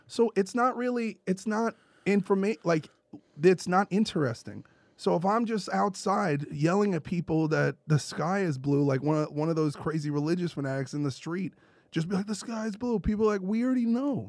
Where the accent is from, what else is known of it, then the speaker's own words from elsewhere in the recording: New York City, New York, United States; I'm from Brooklyn